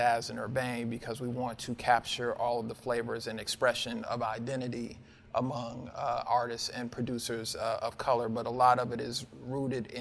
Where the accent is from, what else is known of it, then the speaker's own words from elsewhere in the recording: Detroit, Michigan, United States; now in Boston, United States; As a Detroiter, I grew up on Detroit techno